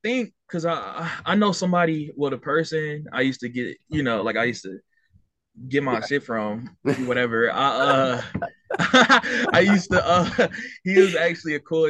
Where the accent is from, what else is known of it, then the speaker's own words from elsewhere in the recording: Cleveland, Ohio, United States; Well, I'm originally from Cleveland, Ohio